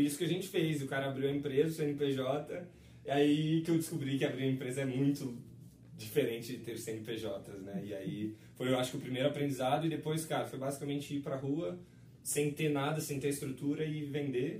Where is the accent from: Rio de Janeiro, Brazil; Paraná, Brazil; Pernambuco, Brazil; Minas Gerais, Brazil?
Rio de Janeiro, Brazil; moved away; also born or lived in São Paulo; eu nasci no Rio